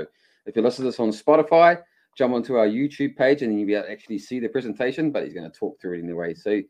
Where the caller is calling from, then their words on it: Rotorua, Bay of Plenty, New Zealand; I am always calling from Rotorua in the centre of the North Island in New Zealand.